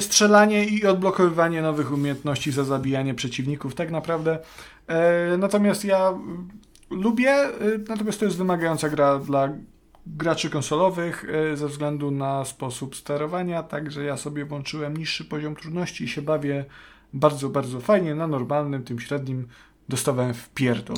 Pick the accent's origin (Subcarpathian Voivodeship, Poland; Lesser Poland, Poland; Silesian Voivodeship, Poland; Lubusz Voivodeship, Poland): Subcarpathian Voivodeship, Poland; to są te klimaty mojego dzieciństwa, Podkarpacie